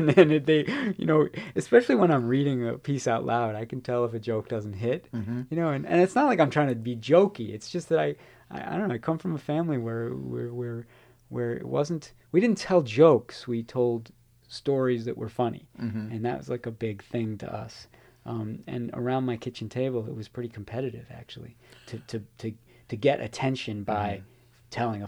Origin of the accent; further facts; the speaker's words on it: Chicago, Illinois, United States; I give a lot of nods to Bello in the book because I'm a Chicagoan and I learned a great deal about not just about Chicago